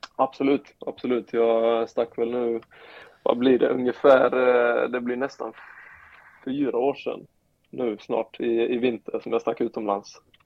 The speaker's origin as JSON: {"language": "Swedish", "country": "Sweden", "also_born_or_lived": "Denmark / Bulgaria / South Korea", "said": "Jätteskönt att vara hemma i, i, Sverige igen. Även om det inte är hemma hemma så är det ändå det, det är hemma i Sverige liksom."}